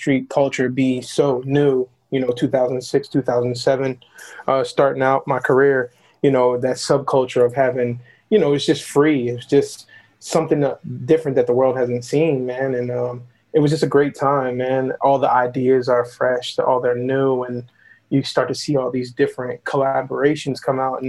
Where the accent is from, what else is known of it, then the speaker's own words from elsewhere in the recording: Philadelphia, Pennsylvania, United States; moved away; also born or lived in Atlanta / Portland; I'm from Philly